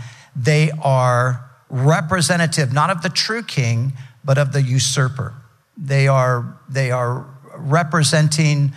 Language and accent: English; United States